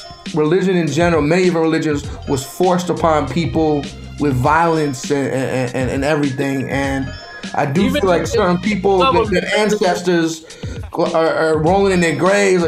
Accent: New York City, New York, United States; me growing up in Flatbush, growing up in Brooklyn, hip hop really is my culture

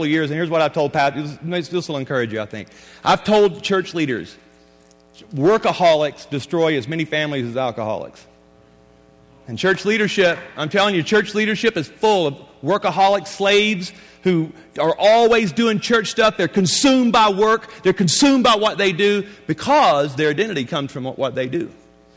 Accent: Louisiana, United States; I was born and raised in Louisiana

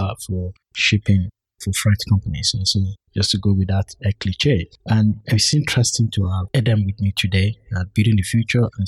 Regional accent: Nigeria; accent: Yoruba-tinged Nigerian English; my own accent is a bit Yoruba

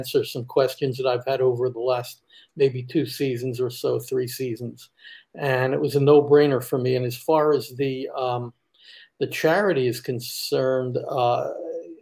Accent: Philadelphia, Pennsylvania, United States; now in Central Florida, United States; I'm from the Philadelphia area. I now live in Central Florida

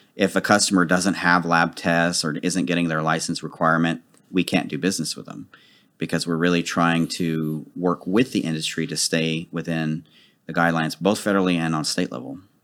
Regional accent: Dallas, Texas, United States; I've lived in Dallas all my life. I'm actually from Oak Cliff.

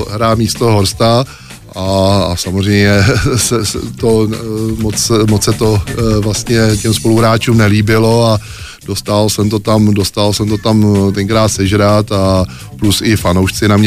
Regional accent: Smetanova Lhota, South Bohemian Region, Czechia; also born or lived in Prague; Jo, no, to v tom má pravdu, protože vlastně to, ta vesnice pro nás bráchou to bylo prostě výhra.

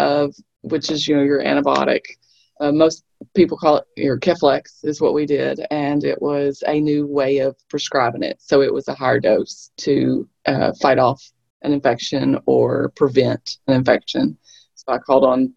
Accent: Little Rock, Arkansas, United States; I grew up in Little Rock

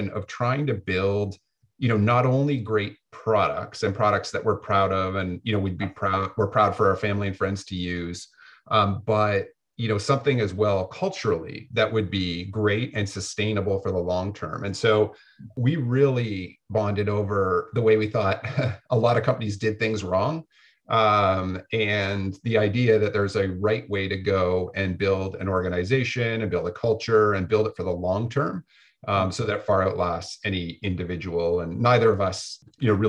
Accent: Canada; moved away as an adult; now in Santa Barbara, United States; being Canadian

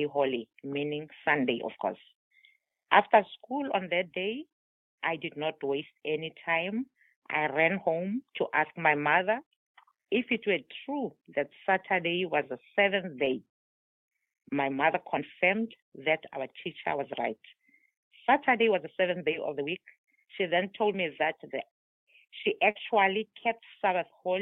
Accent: South Africa; first language Tswana; English is a second language; now in Somerset, United States; I am from South Africa.

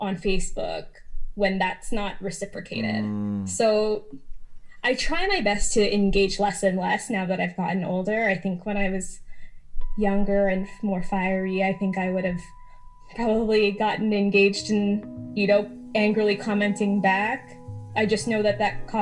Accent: Alberta, Canada; growing up in Alberta as a woman of color, as a person of color

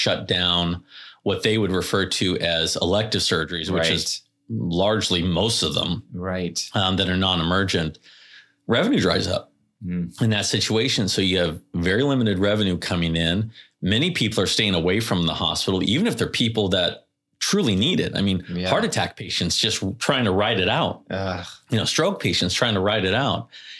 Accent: Carlsbad, California, United States; also born or lived in Oceanside; I live in Vista. I grew up in Carlsbad, Oceanside, and now I live in Vista.

